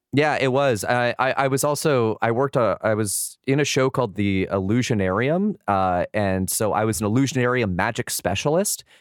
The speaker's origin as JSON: {"language": "English", "town": "San Diego", "region": "California", "country": "United States", "tie": "born or raised there", "said": "I grew up in San Diego"}